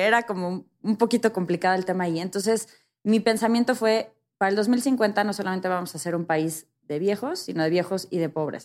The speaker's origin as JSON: {"language": "Spanish", "country": "Mexico"}